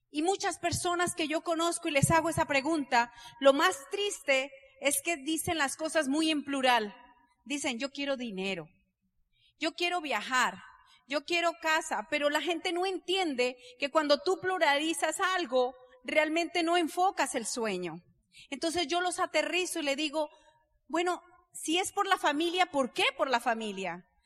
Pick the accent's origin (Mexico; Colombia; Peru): Colombia; Entonces yo le pregunté como buena colombiana al Señor